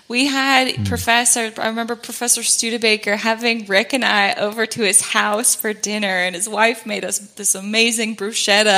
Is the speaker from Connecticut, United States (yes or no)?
no; Georgia, United States; also born or lived in South Carolina; we waited about a year before we moved back home to Georgia from South Carolina